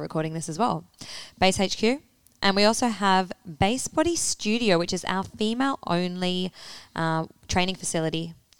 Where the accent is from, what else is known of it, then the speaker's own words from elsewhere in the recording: Australia; We were born and raised in Australia.